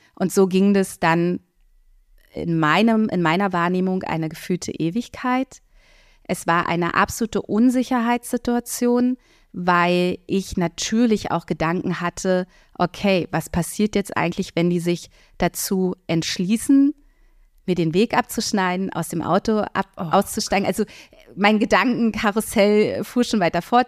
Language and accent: German; Berlin, Germany; ich bin in Berlin-Mitte aufgewachsen